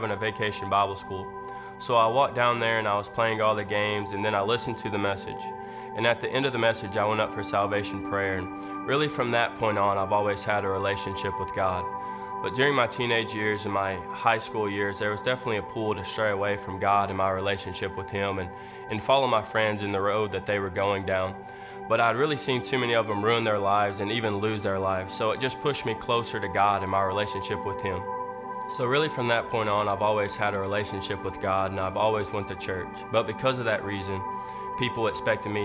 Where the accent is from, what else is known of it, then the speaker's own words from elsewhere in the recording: Paris, Texas, United States; moved away as an adult; now in Charleston, United States; I'm from Paris, Texas